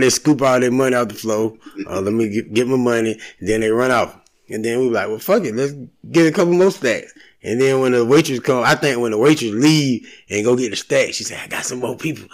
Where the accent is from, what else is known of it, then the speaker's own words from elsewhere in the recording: Valdosta, Georgia, United States; moved away; I'm from Valdosta, graduated. My family still stay down there